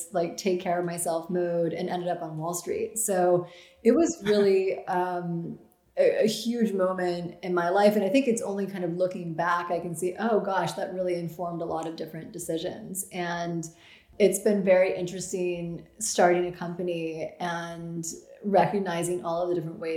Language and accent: English; Grinnell, Iowa, United States; moved away; I am from Grinnell, Iowa.